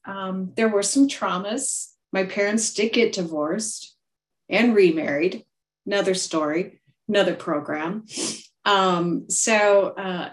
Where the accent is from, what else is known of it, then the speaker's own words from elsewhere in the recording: Iowa, United States; I was born and raised here in Iowa, still in Iowa today.